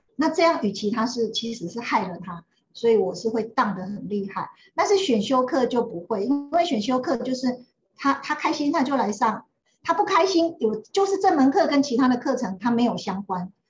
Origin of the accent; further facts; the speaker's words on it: Xinyi / Zhongliao, Nantou County, Taiwan; 因为我爸爸是国中的老师，然后我住在信义国中的老师宿舍。那我爸爸搬到中寮国中，就住在中寮国中的老师宿舍